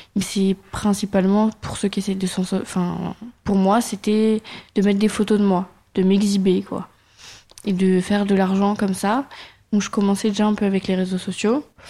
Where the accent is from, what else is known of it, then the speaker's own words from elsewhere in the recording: Auxerre, Bourgogne-Franche-Comté, France; J'ai grandi euh, vers Paris, sur Auxerre, dans le 89 000